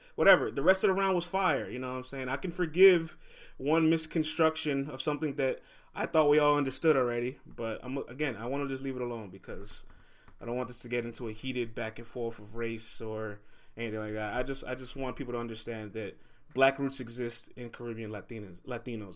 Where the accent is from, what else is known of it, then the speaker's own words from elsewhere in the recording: New York, United States; I'm from New York